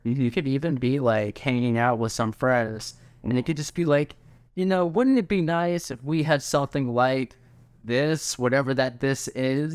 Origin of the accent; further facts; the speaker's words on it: Orlando, Florida, United States; we're both from Orlando